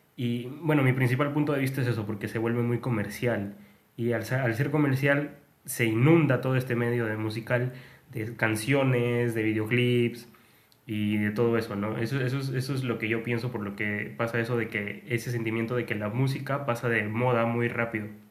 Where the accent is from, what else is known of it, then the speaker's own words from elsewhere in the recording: Peru; somos de Perú